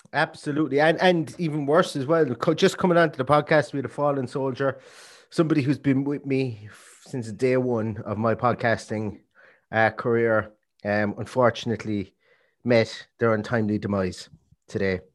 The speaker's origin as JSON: {"language": "English", "country": "Ireland", "said": "we're Irish"}